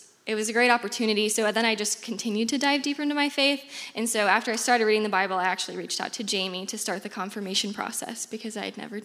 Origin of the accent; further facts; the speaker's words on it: Des Moines, Iowa, United States; I'm from Des Moines, born and raised